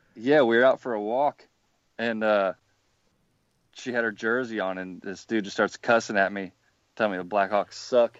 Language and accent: English; Clinton, Iowa, United States; I'm originally from Clinton, Iowa